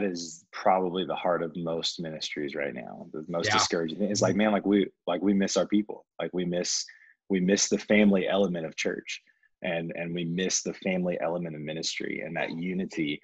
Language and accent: English; the South, United States; I'm not from Atlanta. I am from the South